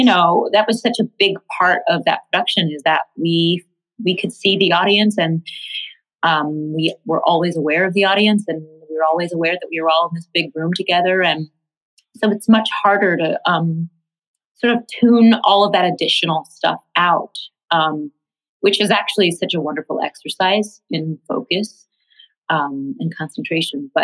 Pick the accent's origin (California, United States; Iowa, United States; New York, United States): New York, United States; New York City; I grew up in Tribeca before it was fancy pants